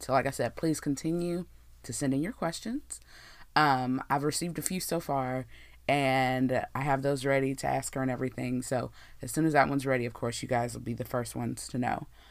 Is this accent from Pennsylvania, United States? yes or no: no; Texas, United States; I'm from Texas, born and raised in Texas